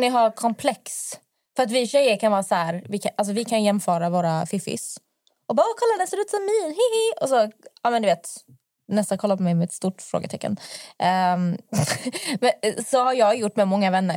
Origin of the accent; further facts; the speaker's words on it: Malmö, Skåne, Sweden; now in Stockholm, Sweden; Jag kommer från Malmö och i Malmö vi har jättemycket cykelvägar